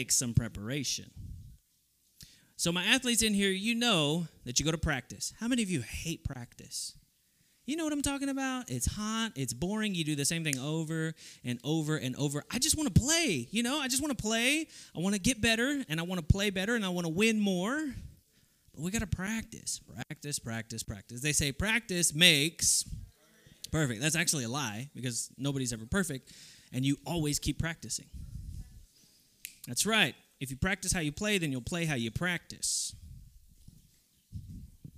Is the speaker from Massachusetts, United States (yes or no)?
no; Texas, United States; moved away; I come from Texas